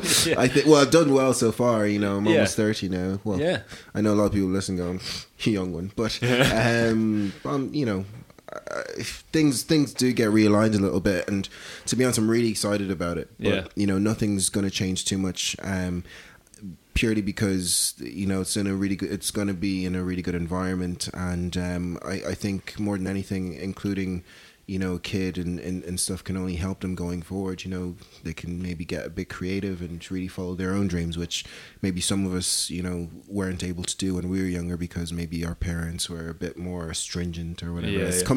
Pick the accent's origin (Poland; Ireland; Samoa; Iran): Ireland; Dublin, Leinster; also born or lived in Lagos, Nigeria; if anyone asks me, where are you from? The first thing that comes to mind is Dublin. Not even Ireland, is Dublin. So born in Lagos, made in specifically Dublin.